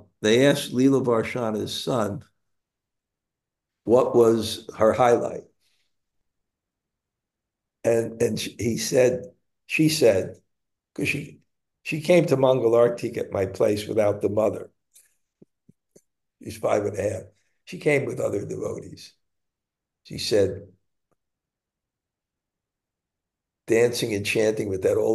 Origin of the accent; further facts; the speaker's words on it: New York City, New York, United States; also born or lived in Bensonhurst, Brooklyn; at the age of six, I moved from Bensonhurst to Canarsie